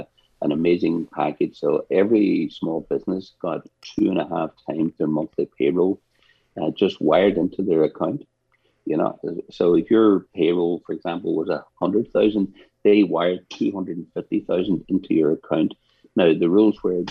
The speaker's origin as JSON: {"language": "English", "region": "Northern Ireland", "country": "United Kingdom", "tie": "born or raised there", "said": "I was growing up in Northern Ireland, I was about 10 or 11"}